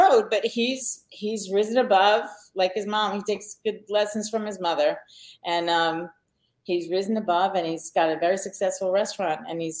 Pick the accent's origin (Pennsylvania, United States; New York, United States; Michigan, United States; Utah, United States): New York, United States; Long Island; I grew up on Long Island. I never got that Long Island twang kind of thing going on